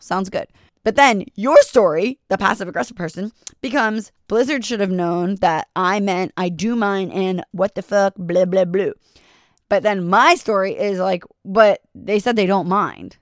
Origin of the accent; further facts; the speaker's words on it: New York, United States; I'm from New York